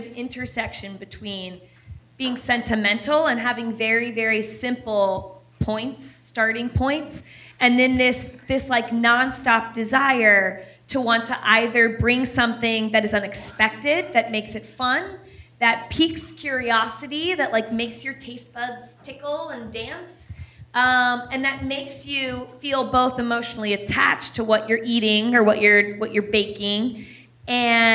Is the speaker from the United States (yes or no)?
yes; Ohio, United States; also born or lived in Washington, D.C. suburbs; I was born in Ohio. We were raised between like Ohio and a suburb of Washington, D.C.